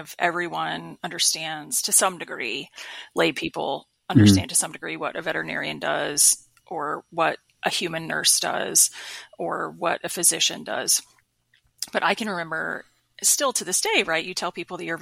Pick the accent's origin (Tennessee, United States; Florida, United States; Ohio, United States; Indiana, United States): Florida, United States; Panama City Beach; moved away as an adult; also born or lived in Macon, Georgia / Atlanta, Georgia / Pensacola, Florida; moved back to my home state of Florida. I'm originally from Bay County, Florida. So Panama City Beach